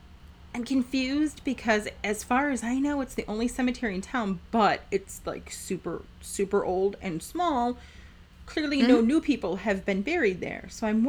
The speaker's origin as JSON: {"language": "English", "town": "Milwaukee", "region": "Wisconsin", "country": "United States", "also_born_or_lived": "Menomonee Falls, Wisconsin", "moved": "as an adult", "lives_now": "Viroqua, United States", "said": "I hail from the Milwaukee area. So we've only been here about a year"}